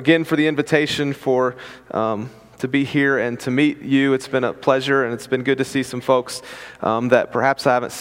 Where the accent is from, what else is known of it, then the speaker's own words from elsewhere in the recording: West Virginia, United States; I'm from West Virginia.